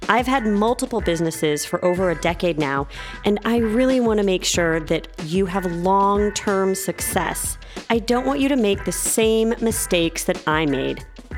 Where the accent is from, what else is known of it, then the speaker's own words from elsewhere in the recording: Toronto, Ontario, Canada; By the way, I am also from Toronto.